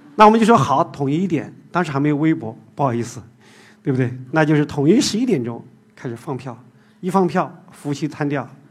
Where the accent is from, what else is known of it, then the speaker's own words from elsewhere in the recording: Zigong, Sichuan, China; moved away as an adult; now in Shanghai, China; 我是出生在四川自贡一个小山区里面